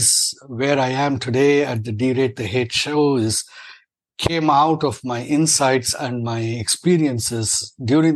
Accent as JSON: {"language": "English", "country": "India", "tie": "born or raised there", "moved": "as an adult", "lives_now": "United States", "said": "I'm an Indian-born and trained and practicing American physician. I've been in the U.S. since 1988."}